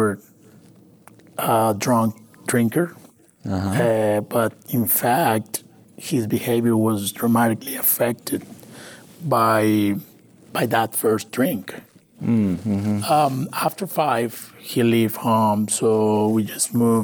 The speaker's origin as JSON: {"language": "English", "town": "Maracaibo", "region": "Zulia", "country": "Venezuela", "tie": "born or raised there", "also_born_or_lived": "Valencia, Venezuela / Colombia", "second_language": "English", "moved": "as an adult", "lives_now": "Houston, United States", "said": "My family's from Colombia, but I'm born and raised in Venezuela"}